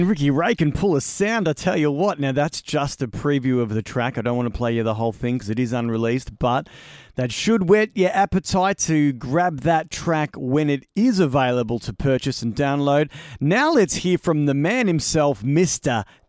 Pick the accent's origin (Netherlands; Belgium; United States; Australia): Australia; Melbourne, Victoria; I grew up in Greensboro, which is, you know, just burbs, you know, 40 minutes out of Melbourne